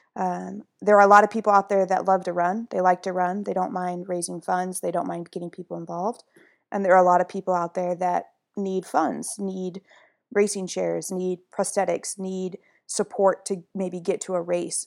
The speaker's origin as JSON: {"language": "English", "region": "Midwest", "country": "United States", "said": "I'm from the Midwest"}